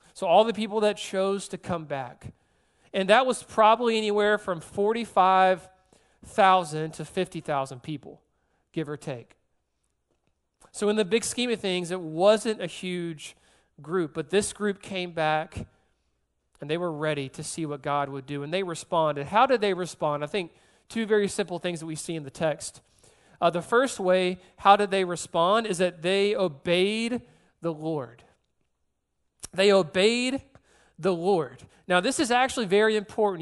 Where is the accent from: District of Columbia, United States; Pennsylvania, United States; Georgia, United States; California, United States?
Georgia, United States; moved away as an adult; also born or lived in South Carolina; now in New Orleans, United States; I'm born and raised in Georgia, then I moved to South Carolina for a couple years